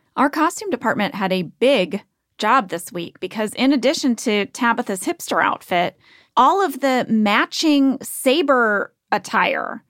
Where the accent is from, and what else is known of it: St. Louis, Missouri, United States; born or raised there